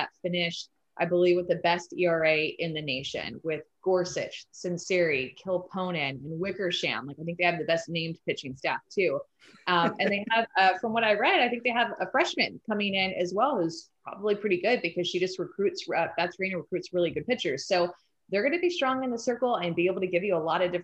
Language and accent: English; Texas, United States; I'm from Texas